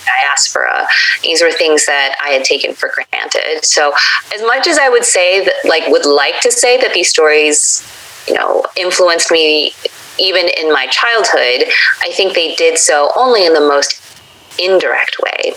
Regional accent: United States; I was the typical American brat growing up

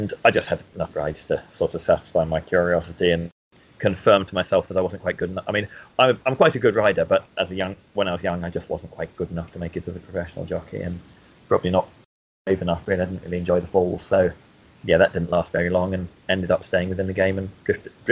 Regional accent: Lilliesleaf, Scotland, United Kingdom; also born or lived in Hawick, Scotland; now in Newmarket, United Kingdom; Well, I was born in Hoyt and grew up near Lilliesleaf, about 7 miles away, between the villages of Lilliesleaf and Denham.

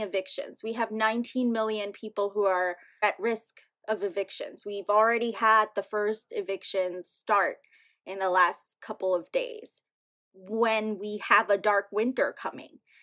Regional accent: New York City, New York, United States; English is a second language; growing up here

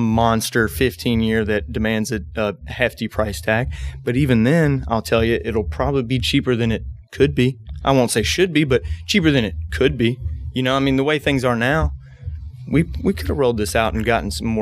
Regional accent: Bardstown, Kentucky, United States; I was born and raised in Bardstown

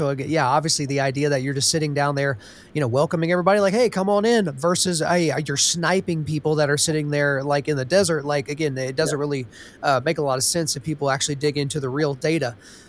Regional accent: Los Angeles, California, United States; Oh, and by the way, I grew up in Los Angeles.

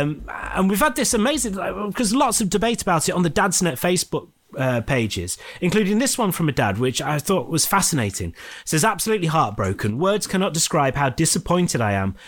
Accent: Scunthorpe, Yorkshire and the Humber, United Kingdom; I've got my hometown team and I support Scunthorpe United

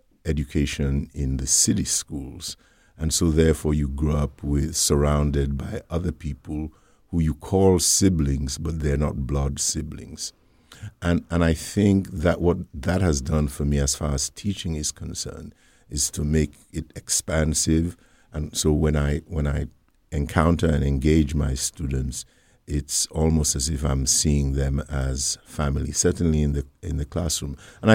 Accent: Freetown, Western Area, Sierra Leone; also born or lived in United Kingdom; now in United States; I was born in Sierra Leone, West Africa, in the city of Freetown, many, many years ago. And I went to my elementary and primary school in Sierra Leone.

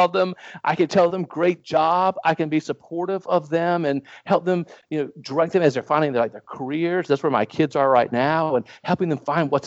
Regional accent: New Bern, North Carolina, United States; I grew up in a little town on the coast of North Carolina called New

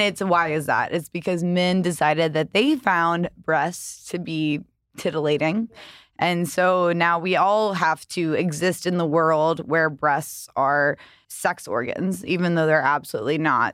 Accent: the South, United States; I grew up in the South

